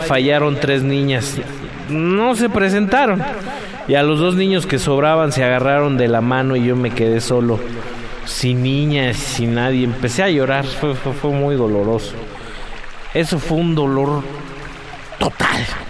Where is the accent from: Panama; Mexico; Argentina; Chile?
Mexico; Durango; cuando yo tenía como ocho años. Iba en la escuela que abrió el hijo de Felipe Ángeles. Estaba en Durango